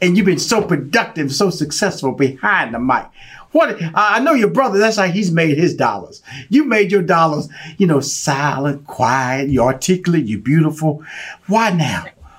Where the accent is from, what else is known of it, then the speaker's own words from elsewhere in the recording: Houston, Texas, United States; Because I was born and raised in Fifth Ward.